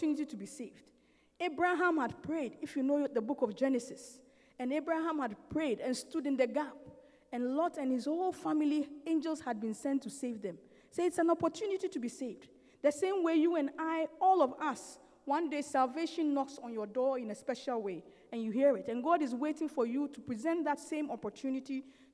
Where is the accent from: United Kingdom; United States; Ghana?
Ghana; I come from Ghana. I've never been to the north of Ghana